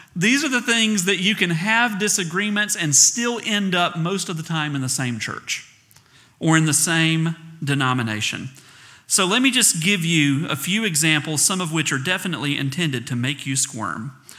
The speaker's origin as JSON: {"language": "English", "region": "the South", "country": "United States", "accent": "southern", "said": "I'm from the South, so it sounds like A I R"}